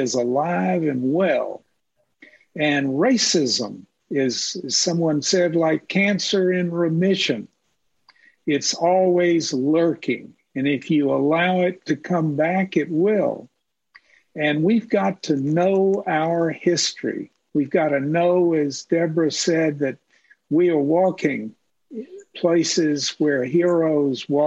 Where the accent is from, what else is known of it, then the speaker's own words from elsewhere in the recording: Mississippi, United States; moved away; When I grew up in Mississippi